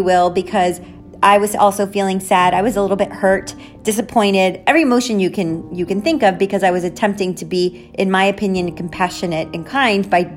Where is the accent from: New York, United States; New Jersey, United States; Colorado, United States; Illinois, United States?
New Jersey, United States; Jersey City; Jersey City, where I'm from